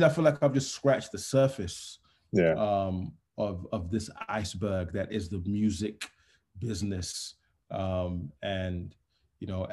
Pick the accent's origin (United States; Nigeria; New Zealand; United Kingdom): Nigeria; moved away; Larry Ginny Crescent is the road that I grew up on in Nigeria.